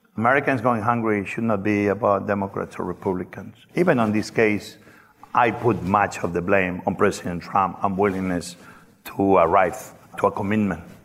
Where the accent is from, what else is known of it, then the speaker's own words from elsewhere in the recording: Barcelona, Catalonia, Spain; English is a second language; moved away as an adult; also born or lived in New York / Washington D.C.; now in Washington, D.C., United States; I grew up in Barcelona.